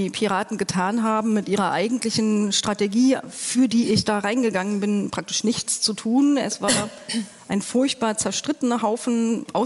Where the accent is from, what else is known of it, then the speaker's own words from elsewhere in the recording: East Germany, Germany; ich bin im Osten groß geworden, ich habe in der DDR noch studiert